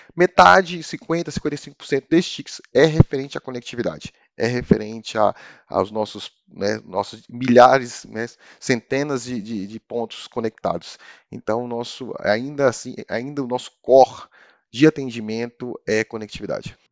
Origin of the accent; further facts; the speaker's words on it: Brasília, Federal District, Brazil; Sou de Brasília, ou seja, sou brasiliense